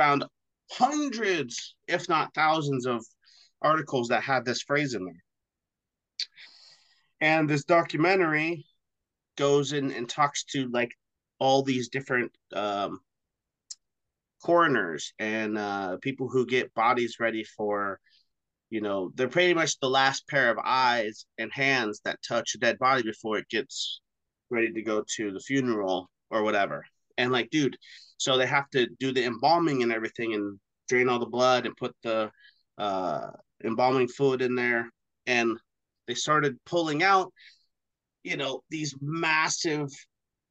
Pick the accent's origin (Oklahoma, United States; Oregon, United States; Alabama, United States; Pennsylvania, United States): Oregon, United States; here in Oregon when I was a kid